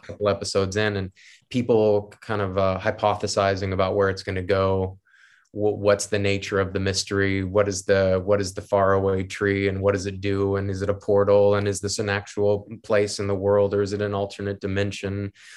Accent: United States; I'm American

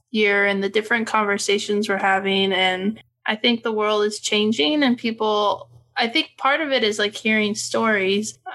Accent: United States; it just doesn't fit into like my small town white girl growing up in America.

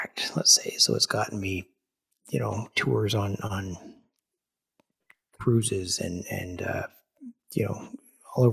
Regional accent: Ottawa, Ontario, Canada; my hometown of Ottawa

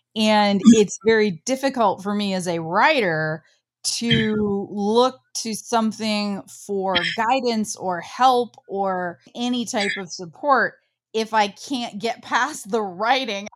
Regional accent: Midwest, United States; I grew up in the Midwest on a farm

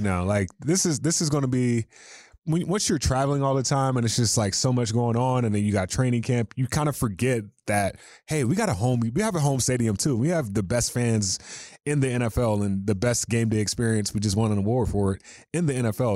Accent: North Carolina, United States; moved away; I'm from North Carolina

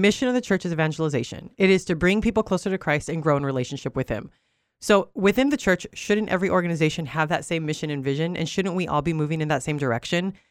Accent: Oxnard, California, United States; English is a second language; moved away; also born or lived in Albuquerque, New Mexico; grew up in Southern California, born and raised in Oxnard

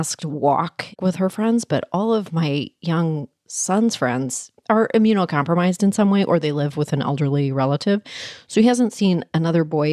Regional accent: Canada; moved away; I was born in Canada and I was raised there.

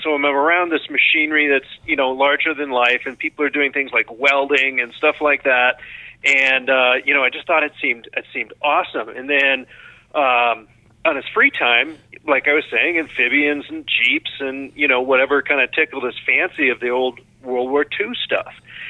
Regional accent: Chicago, Illinois, United States; also born or lived in Wyoming; I grew up outside of Chicago.

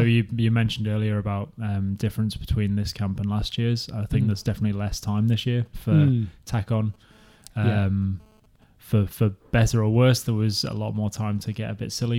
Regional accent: Liverpool, North West England, United Kingdom; moved away as an adult; also born or lived in Wellington, New Zealand; now in Christchurch, New Zealand; So I'm from Liverpool originally, back in the UK, and I've been out here in New Zealand for about 4 years now. So I was in Wellington, stuck with the Welly crew for the swim competitions a couple of days ago. I moved down to Christchurch recently

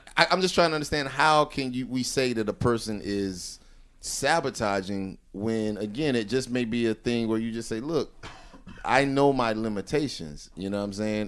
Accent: the South, United States; I'm from the South

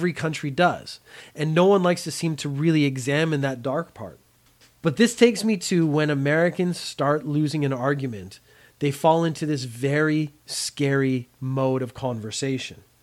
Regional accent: Canada; I am Canadian. Canada has a lot of really good points, has a lot of really bad points.

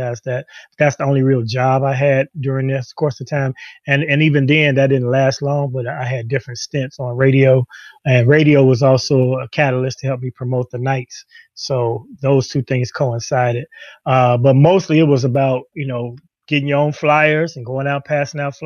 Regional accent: Chicago, Illinois, United States; Chicago as opposed to escaping my hometown

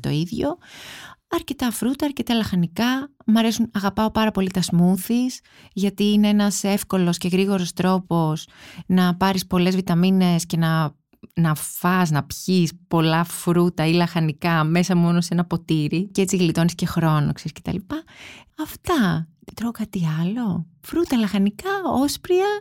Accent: Kaisariani, Attica, Greece; εγώ μεγάλωσα στην Κεσαριανή

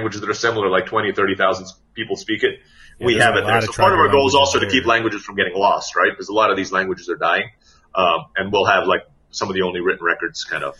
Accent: Philippines; which is apparently a Filipino language, which I'm Filipino.

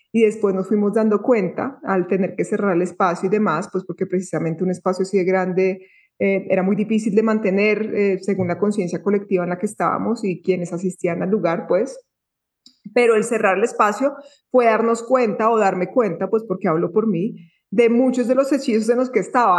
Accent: Bogotá, Colombia; moved away as an adult; also born or lived in Tulum, Mexico; now in Antioquia, Colombia; estaba en un colegio muy eh, muy de la sociedad, muy del sistema en Bogotá, porque yo nací en Bogotá

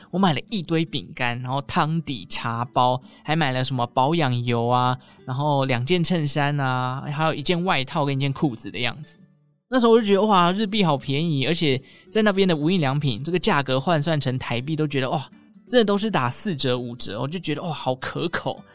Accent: Taichung, Taiwan; 我台中人嘛

